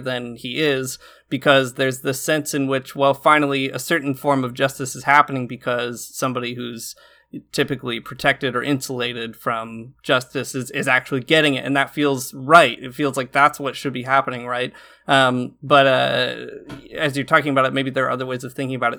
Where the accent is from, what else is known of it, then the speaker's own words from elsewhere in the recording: rural Michigan, United States; my hometown, which is, like, a really rural part of Michigan